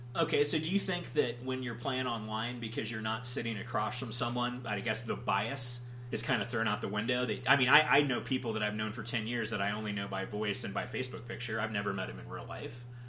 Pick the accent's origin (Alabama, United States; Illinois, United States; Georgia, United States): Georgia, United States; I'm from Georgia